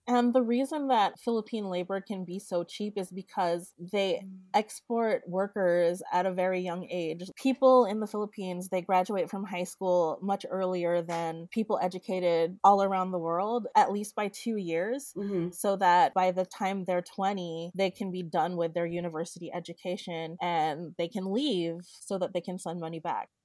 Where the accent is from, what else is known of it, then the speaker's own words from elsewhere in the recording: West Covina, California, United States; now in Los Angeles, United States; I was raised in West Covina.